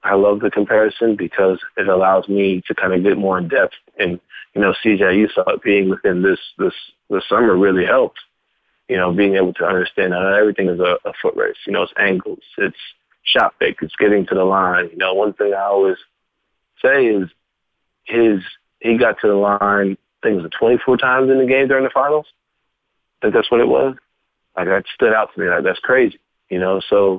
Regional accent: Louisville, Kentucky, United States; because I came from Louisville, where everything was like running with a chicken head with your head cut off.

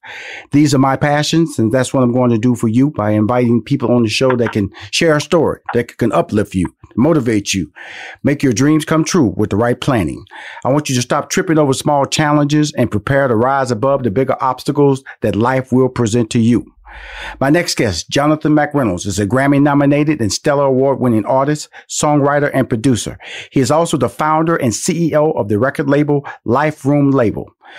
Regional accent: Houston, Texas, United States; I know that I'm from Houston, Texas, and … is from Dallas

